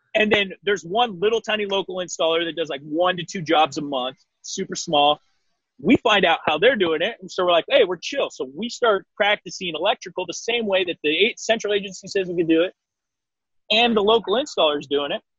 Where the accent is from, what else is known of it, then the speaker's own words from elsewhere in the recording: Eastern Washington, United States; in Washington State, where my my hometown area